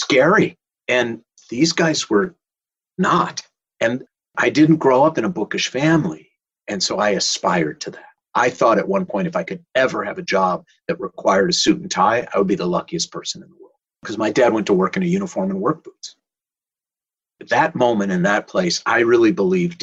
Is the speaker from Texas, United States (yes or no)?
no; Minneapolis, Minnesota, United States; I grew up in Minneapolis